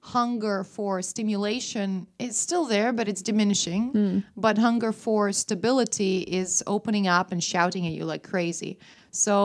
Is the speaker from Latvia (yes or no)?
yes; Riga, Latvia; first language Russian; English is a second language; moved away as an adult; also born or lived in England; now in Stockholm, Sweden; Riga, my hometown